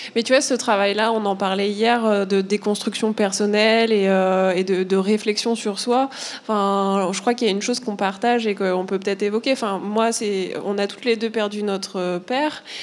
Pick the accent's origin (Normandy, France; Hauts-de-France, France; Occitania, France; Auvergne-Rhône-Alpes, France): Normandy, France; moved away as an adult; also born or lived in Paris; j'ai grandi en Normandie, en province je suis arrivée à Paris euh, pour euh, la fac